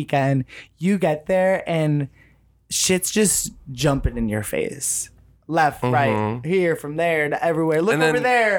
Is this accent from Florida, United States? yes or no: no; Chicago, Illinois, United States; I'm from Chicago. And I think that's where like my chaotic energy comes from.